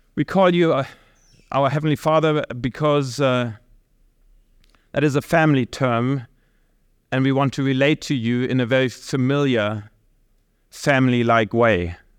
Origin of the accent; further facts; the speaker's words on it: Germany; I'm from Germany, and I can definitely say out of my culture, my context, family is not the core building block anymore within our society.